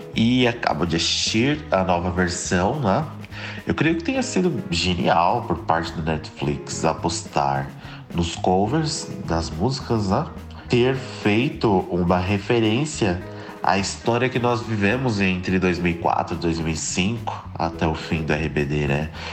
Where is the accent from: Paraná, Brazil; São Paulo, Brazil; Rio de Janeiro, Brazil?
São Paulo, Brazil; eu sou de São Paulo